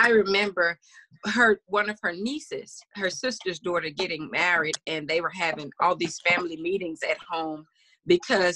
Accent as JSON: {"language": "English", "region": "Louisiana", "country": "United States", "tie": "born or raised there", "said": "I was born in Louisiana"}